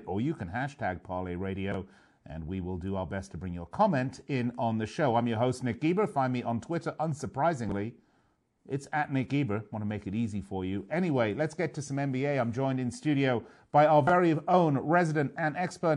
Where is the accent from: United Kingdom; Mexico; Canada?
United Kingdom; London; moved away; London, my hometown